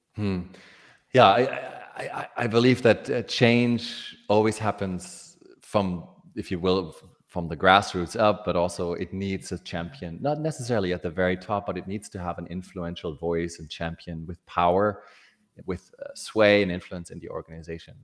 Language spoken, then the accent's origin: English; Germany; born or raised there; moved away